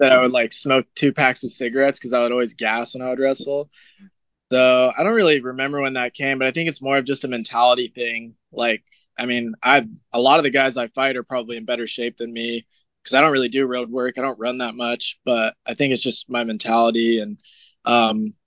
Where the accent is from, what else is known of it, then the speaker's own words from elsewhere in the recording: Reno, Nevada, United States; I'm from Reno, so I'm like a little ways away from Vegas